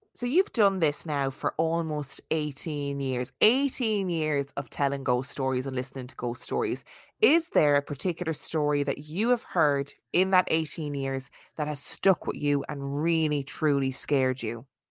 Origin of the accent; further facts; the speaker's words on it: Ireland; being Irish Catholic